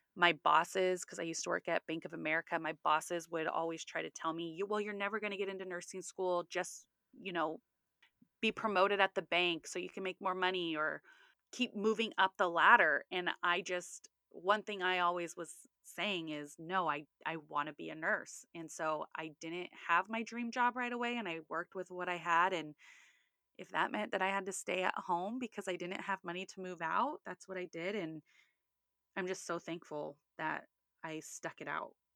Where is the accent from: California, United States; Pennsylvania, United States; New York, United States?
California, United States; Sacramento; also born or lived in Orange County, California; I grew up in Sacramento, and then right after high school, I moved to Orange County